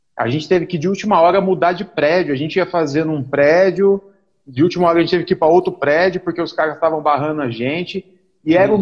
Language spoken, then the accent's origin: Portuguese; Mogi, São Paulo, Brazil; Eu sou de Mogi